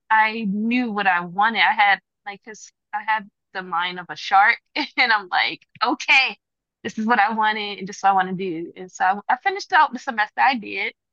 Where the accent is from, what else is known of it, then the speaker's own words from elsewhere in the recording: Salisbury, Maryland, United States; born there; also born or lived in Georgia, United States / Baltimore, United States; I used to live in Georgia. Um, I used to live in Baltimore. I was born in Salisbury.